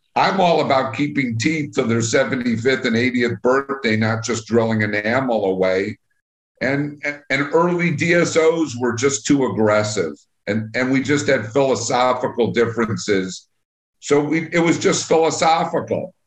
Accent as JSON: {"language": "English", "area": "Long Island", "region": "New York", "country": "United States", "tie": "born or raised there", "moved": "as an adult", "lives_now": "Chicago, United States", "said": "So I really grew up on Long Island. Went to high school on Long Island"}